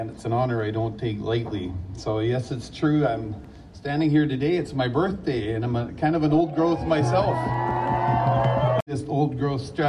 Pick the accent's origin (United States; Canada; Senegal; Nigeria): Canada; Spuzzum First Nation, Nlaka'pamux territory, British Columbia; I'm from the Spuzzum First Nation. It's in Nklakamuk territory